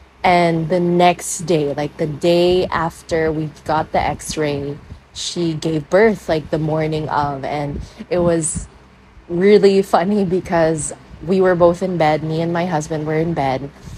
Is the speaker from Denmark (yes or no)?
no; Iloilo City, Western Visayas, Philippines; I'm from Iloilo City.